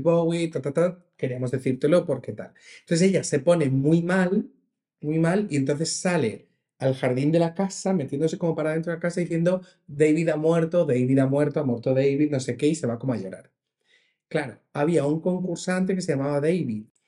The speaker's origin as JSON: {"language": "Spanish", "region": "Region of Murcia", "country": "Spain", "said": "yo soy de Murcia"}